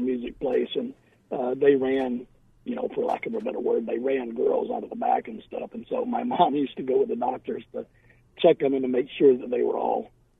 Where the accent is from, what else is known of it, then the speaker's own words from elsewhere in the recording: Macon, Georgia, United States; now in Phoenix, United States; I grew up in Macon, Georgia.